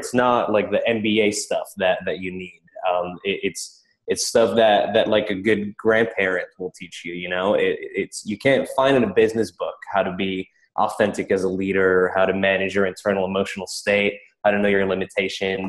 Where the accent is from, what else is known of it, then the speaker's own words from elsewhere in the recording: Prague, Czechia; moved away as an adult; now in United States; I grew up in Prague in the Czech Republic, and then I came out to the States for Dartmouth